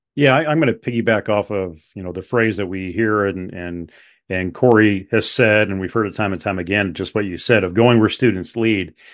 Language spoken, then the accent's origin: English; Webster City, Iowa, United States; growing up in Webster City, Iowa, uh, at that high school